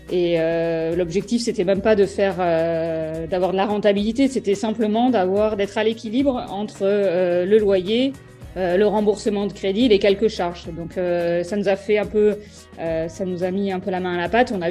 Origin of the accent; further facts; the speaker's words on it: Bordeaux, Nouvelle-Aquitaine, France; je suis née à Bordeaux en 84.